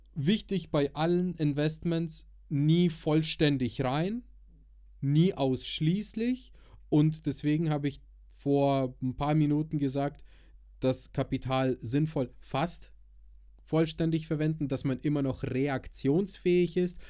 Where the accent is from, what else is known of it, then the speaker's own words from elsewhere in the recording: Nuremberg, Bavaria, Germany; bei uns in Nürnberg